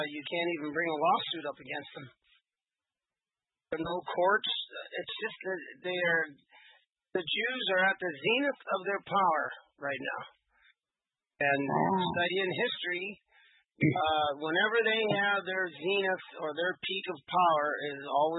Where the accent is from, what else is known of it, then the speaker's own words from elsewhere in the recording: England, United Kingdom; I am an Englishman